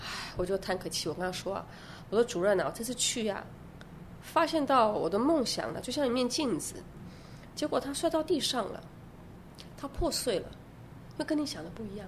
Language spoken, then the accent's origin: Chinese; Yilan, Yilan County, Taiwan; moved away as an adult; also born or lived in Weimar, Germany; 我小时候是在宜兰长大的，那时候你来还没有大学，也没有音乐班